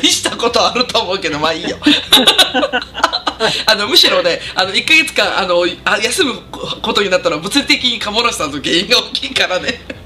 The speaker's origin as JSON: {"language": "Japanese", "town": "Katsuyama", "region": "Fukui", "country": "Japan", "tie": "born or raised there", "moved": "yes", "lives_now": "Gifu, Japan", "said": "私ほら北陸出身なんで"}